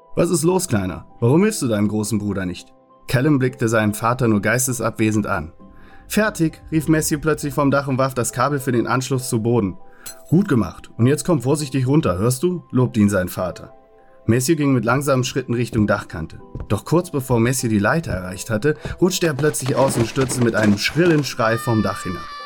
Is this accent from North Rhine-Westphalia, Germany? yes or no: yes; Cologne, North Rhine-Westphalia, Germany; bei uns in Fühling, wo ich aufgewachsen bin